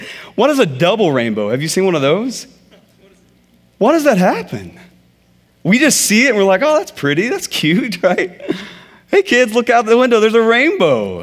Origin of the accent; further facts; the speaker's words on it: Texas, United States; I'm from Texas.